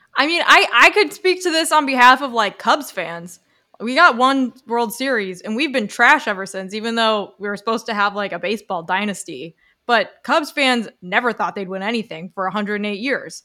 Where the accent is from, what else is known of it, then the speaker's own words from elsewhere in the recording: United States; I'm an American.